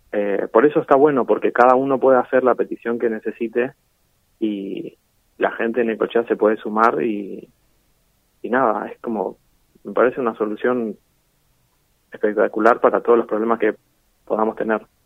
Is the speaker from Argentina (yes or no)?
yes; Necochea, Buenos Aires Province, Argentina; soy de Neco desde siempre, no nací acá, pero vivo acá y es la ciudad que amo.